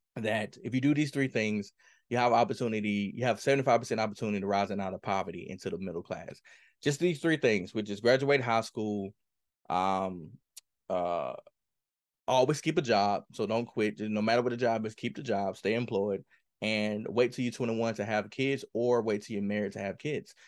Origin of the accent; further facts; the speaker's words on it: Mississippi, United States; I grew up in Kilmarnock, Mississippi